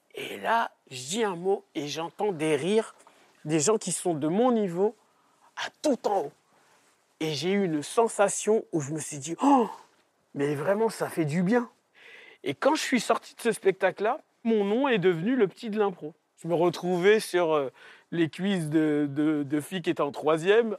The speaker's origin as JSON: {"language": "French", "town": "Trappes", "region": "Île-de-France", "country": "France", "tie": "born or raised there", "said": "moi, j'ai grandi à Trappes"}